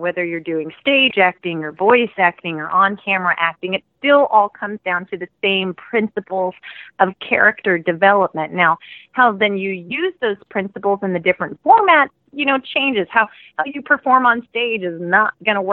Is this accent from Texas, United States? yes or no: yes; Houston, Texas, United States; moved away as an adult; now in Dallas, United States; Originally, I'm from Houston